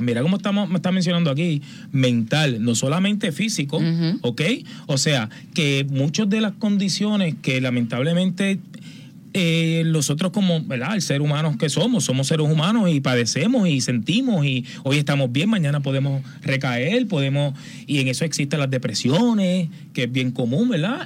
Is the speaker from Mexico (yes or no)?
no; Aguas Buenas, Puerto Rico; en mi pueblo, en Aguas Buenas